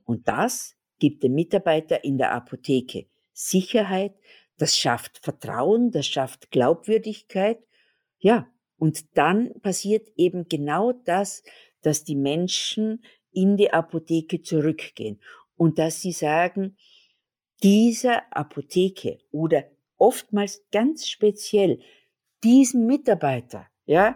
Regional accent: Graz, Styria, Austria; da, wo ich herkomme, in Graz, da ist es wunderschön zum Wandern

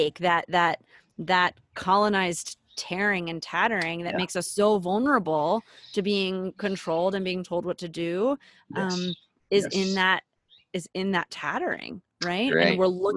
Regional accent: Philadelphia, Pennsylvania, United States; now in Colorado, United States; I'm born and raised in Philadelphia

